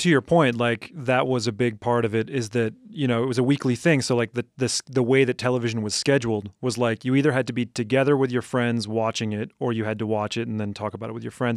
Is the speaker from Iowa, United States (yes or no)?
no; Madison, Wisconsin, United States; I grew up in Madison, Wisconsin